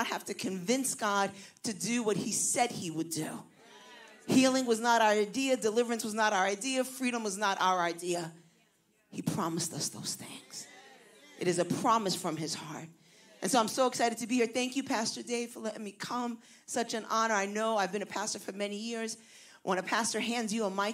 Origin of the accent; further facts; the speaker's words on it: New York City, New York, United States; accent: Puerto Rican from Brooklyn; also born or lived in New Jersey; I was raised in New York City, but I now pastor in New Jersey